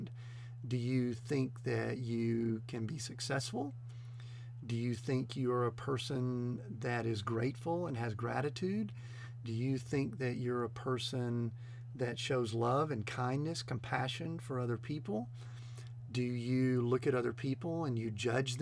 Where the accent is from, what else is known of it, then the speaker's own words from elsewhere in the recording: the South, United States; I'm kind of a Southern boy. I grew up in the South, and my mama taught me a certain way